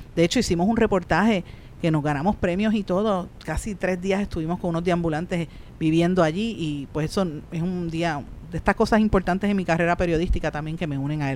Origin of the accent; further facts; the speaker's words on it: Guaynabo, Puerto Rico; por el área de mi pueblo de Guainabo